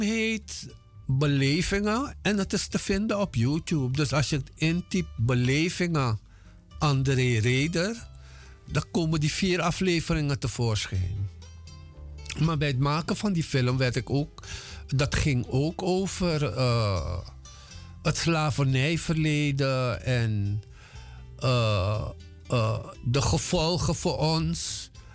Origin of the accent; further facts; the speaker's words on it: Paranam, Para, Suriname; moved away as an adult; also born or lived in Moengo, Suriname / Paramaribo, Suriname; now in Netherlands; ik ben in 1954 geboren op Mongo. Daar heb ik tot mijn zesde jaar gewoond. En daarna zijn we verhuisd twee jaartjes naar Paramaribo en daarna naar Paranam, waar ik gewoond heb tot mijn achttiende.